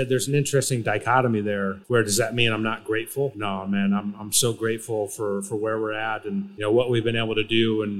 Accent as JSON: {"language": "English", "region": "Michigan", "country": "United States", "tie": "born or raised there", "said": "I grew up in the Midwest and I'm actually from Michigan."}